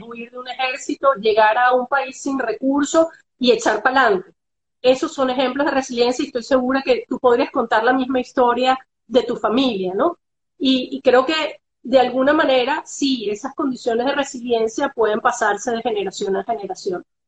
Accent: Venezuela; Nosotros como venezolanos

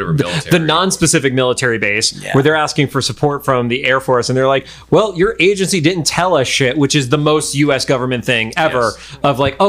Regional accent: Northeast, United States; now in Los Angeles, United States; I feel like growing up in the Northeast, Target wasn't like on our radar at that point. Like we barely had Walmarts.

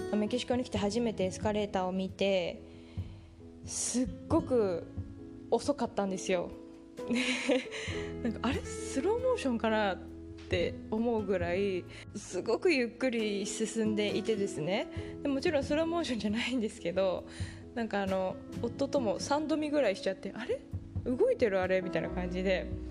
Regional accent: Japan; moved away as an adult; also born or lived in Canada; now in Mexico; ほとんど必ず日本出身の私

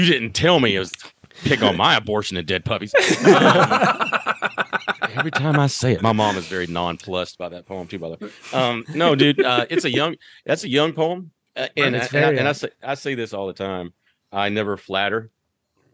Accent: Athens, Georgia, United States; I am from the South, Athens, Georgia

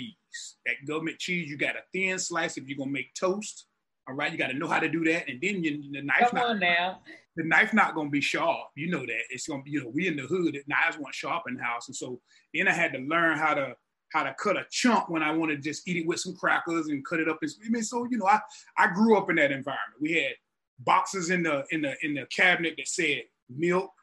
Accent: rural North Carolina, United States; moved away; I'm from the deep country of North Carolina

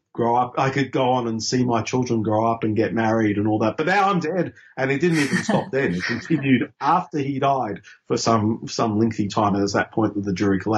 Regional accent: Queensland, Australia; I grew up in Queensland under Joe Bjelke-Petersen

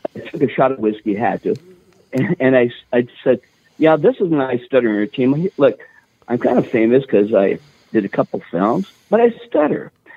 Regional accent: Virginia, Minnesota, United States; I grew up in Virginia, Minnesota

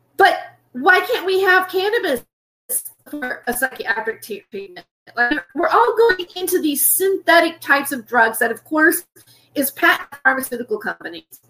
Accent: United States; I am an American

